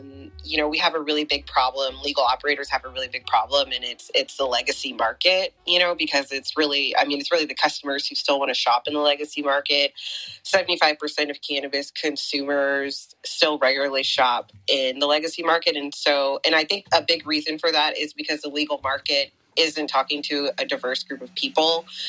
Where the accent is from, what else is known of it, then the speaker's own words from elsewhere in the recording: Oakland, California, United States; I grew up in Oakland.